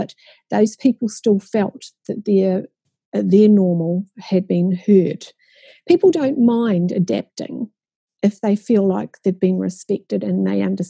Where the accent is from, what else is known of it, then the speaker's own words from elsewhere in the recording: New Zealand; how many of you were born in New Zealand? And only two of us, including myself, were.